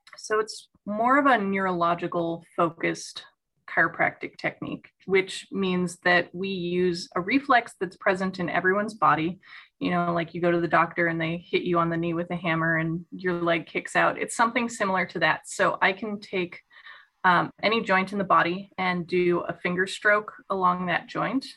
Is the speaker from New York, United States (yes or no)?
no; Chicago suburbs, Illinois, United States; I'm a Midwest native. I grew up in the Chicago suburbs